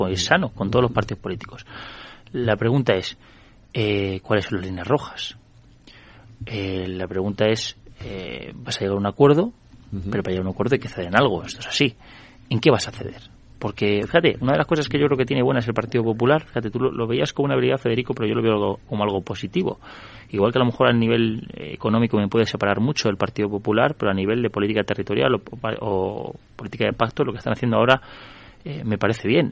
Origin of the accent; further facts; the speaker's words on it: Spain; also born or lived in Madrid; como ciudadano español